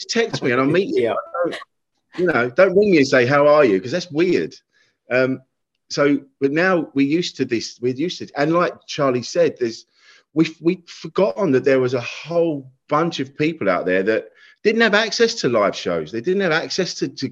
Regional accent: Kent, South East England, United Kingdom; I was a man from Kent

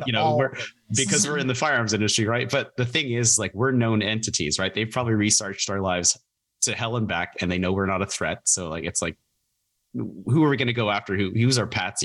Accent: Oregon, United States; moved away; growing up in Oregon

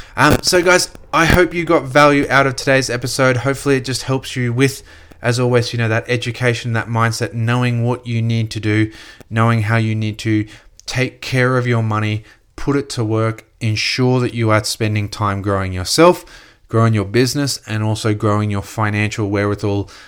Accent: Gold Coast, Queensland, Australia; growing up on the Gold Coast

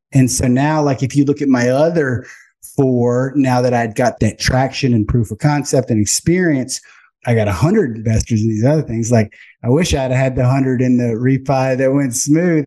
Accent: Baton Rouge, Louisiana, United States; I'm from Baton Rouge, Louisiana, went to LSU for finance

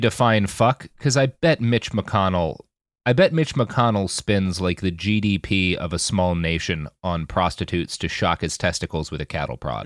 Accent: United States; moved away; also born or lived in Oklahoma / Texas / Virginia; I grew up in Oklahoma and Texas

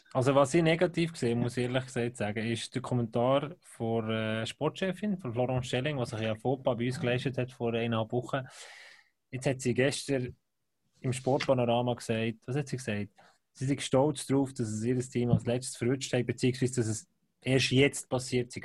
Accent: Bern, Switzerland; Ich bin als Berner

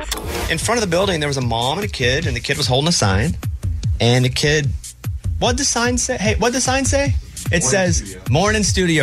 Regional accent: Arkansas, United States; Because I grew up in a state where we didn't have... I'm from Arkansas. There really wasn't hockey there.

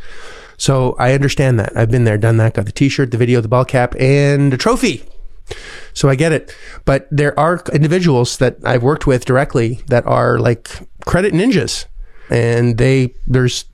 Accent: Canada; moved away; as a Canadian person

